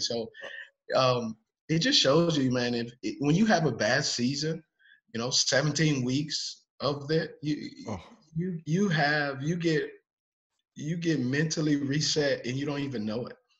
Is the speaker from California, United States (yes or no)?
yes; Los Angeles, California, United States; now in Charlotte, United States; I grew up in Los Angeles